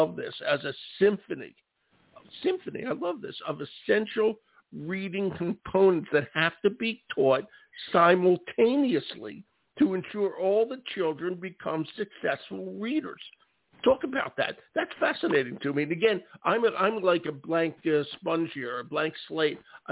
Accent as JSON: {"language": "English", "town": "Philadelphia", "region": "Pennsylvania", "country": "United States", "tie": "born or raised there", "said": "I grew up in West Philadelphia"}